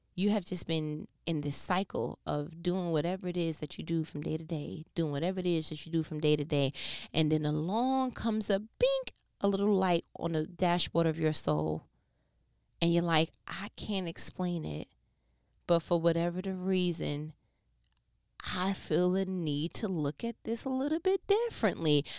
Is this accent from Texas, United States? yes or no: no; New York, United States; I'm from New York